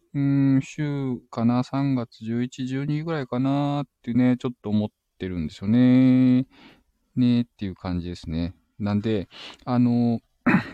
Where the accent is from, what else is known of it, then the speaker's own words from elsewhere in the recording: Shizuoka, Japan; 地元静岡